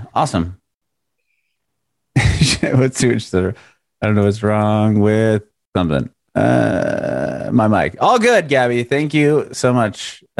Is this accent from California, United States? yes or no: yes; San Diego, California, United States; moved away as an adult; also born or lived in San Francisco; now in Nashville area, United States; I'm originally from San Diego. I lived in San Francisco for a little bit of time, back to San Diego.